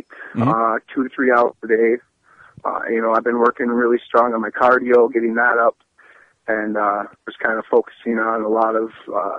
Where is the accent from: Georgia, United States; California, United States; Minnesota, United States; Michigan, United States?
Minnesota, United States; Grand Rapids; I'm from Grand Rapids, Minnesota.